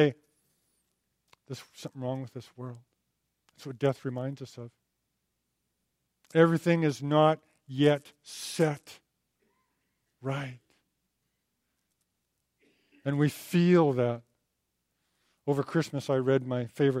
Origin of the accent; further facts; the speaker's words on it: Alberta, Canada; I'm from Alberta